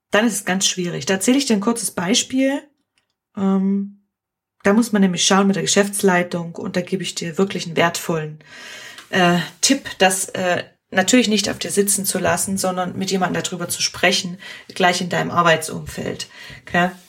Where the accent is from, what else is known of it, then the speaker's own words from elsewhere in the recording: Germany; now in Switzerland; warum hier überhaupt äh, ich als Deutsche arbeite und äh, ich solle gehen.